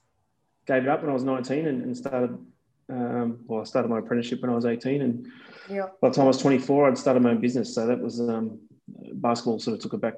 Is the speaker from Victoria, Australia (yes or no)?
yes; Werribee, Victoria, Australia; I grew up in Werribee in the west of Melbourne